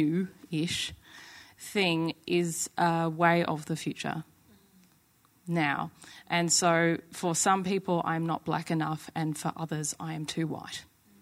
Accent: Crewe, North West England, United Kingdom; born there; So to be that descendant of my Rwandan side, and yet have an English father and be born in Crewe, in Cheshire

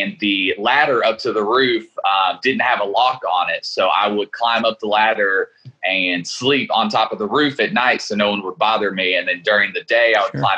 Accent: Lexington, Kentucky, United States; I'm born and raised in Lexington, Kentucky.

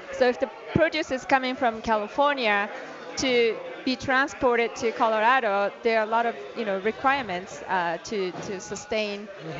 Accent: Japan; now in United States; And I'm from Japan, and in Japan or in Europe, where the space is so limited, controlled environment, agriculture is so much more advanced.

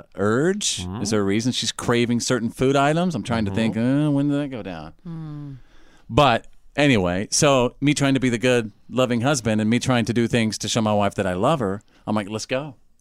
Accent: Bowie, Texas, United States; I grew up in Little Bowie, Texas. That's North Texas.

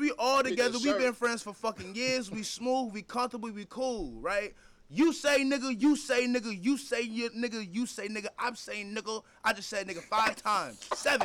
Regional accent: Alpharetta, Georgia, United States; I'm from the 400, though. I'm from Alpharetta

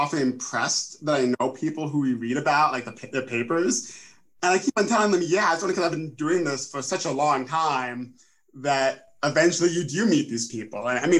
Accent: New York, United States; Westchester County, outside of New York City.

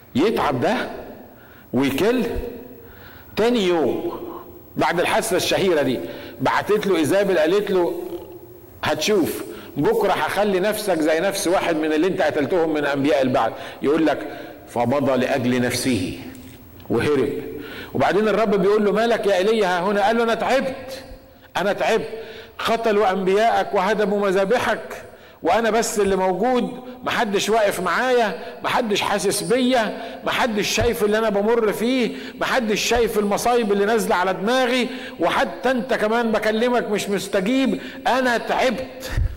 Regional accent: Egypt; احنا عندنا في مصر

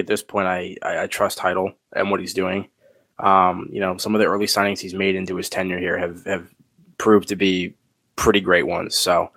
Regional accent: United States; as an American

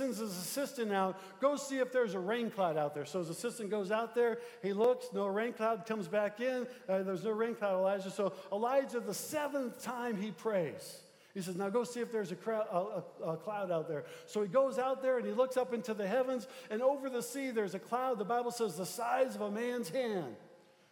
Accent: Midwest, United States; we're from the Midwest

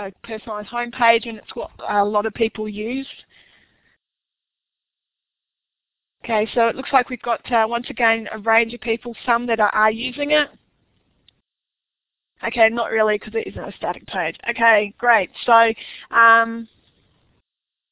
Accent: Australia; accent: Aussie; my Aussie accent

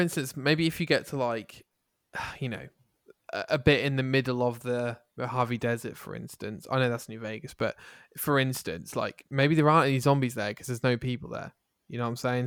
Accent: England, United Kingdom; I'm English

